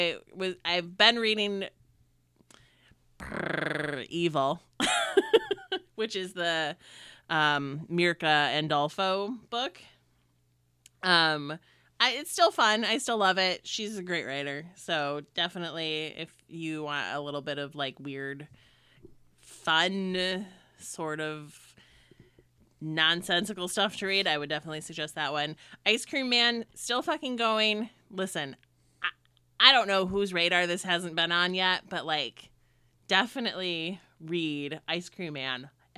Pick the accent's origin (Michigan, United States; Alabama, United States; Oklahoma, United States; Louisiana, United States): Michigan, United States; So growing up in Northern Michigan and like in like a lower middle class family, like we didn't have cable or anything like that. We just had the four channels that you got up in Northern Michigan.